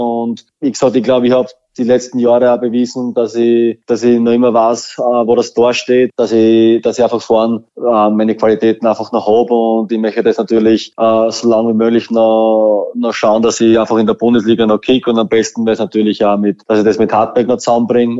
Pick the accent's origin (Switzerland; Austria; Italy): Austria; Burgenland; als Burgenländer